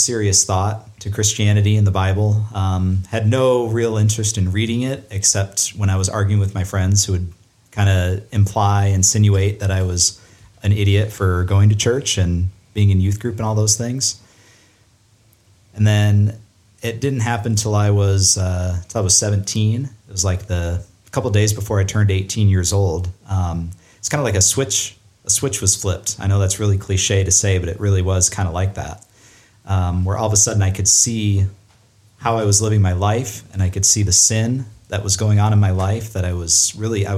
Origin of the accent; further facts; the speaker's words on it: Ankeny, Iowa, United States; also born or lived in Kalamazoo, Michigan; Then we moved to Iowa, Ankeny, Iowa